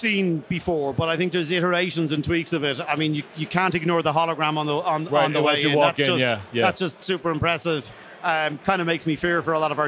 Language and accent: English; Ireland; moved away as an adult; now in New York, United States; I'm from Ireland originally, but based in New York.